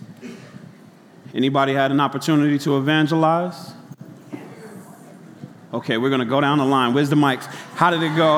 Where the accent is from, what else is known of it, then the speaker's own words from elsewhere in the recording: New York City, New York, United States; I grew up in Brooklyn